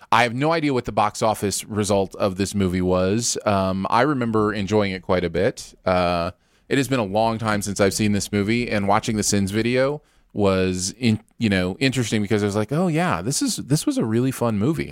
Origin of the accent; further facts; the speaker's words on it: Michigan, United States; growing up in Michigan